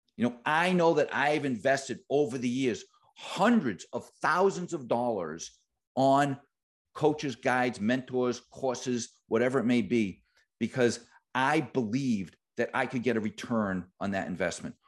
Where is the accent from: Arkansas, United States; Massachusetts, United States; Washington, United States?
Massachusetts, United States; Boston; I am from Boston.